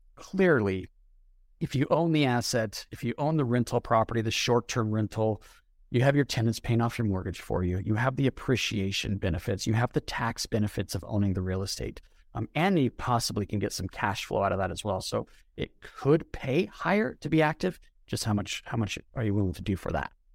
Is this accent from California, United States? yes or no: no; Denver, Colorado, United States; I was born in Denver, grew up in a suburb